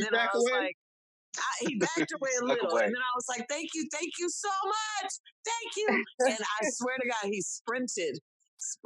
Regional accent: Southeastern US, United States; I'm one of those curiously good-looking Southeastern natives.

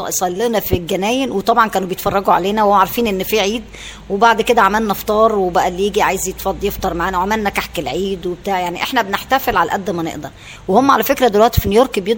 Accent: Egypt; now in United States; ودايما لما نكلمهم نقول لهم أنا مصري هم بينبهروا وبيقعدوا يسالونا على حاجات كتير من مصر

